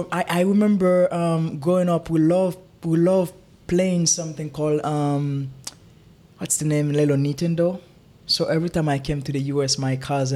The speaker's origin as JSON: {"language": "English", "country": "Haiti", "tie": "born or raised there", "moved": "as an adult", "lives_now": "United States", "said": "I was born and raised in Haiti. It's a beautiful country. They do have a lot of struggle, but this is the place that I grew up."}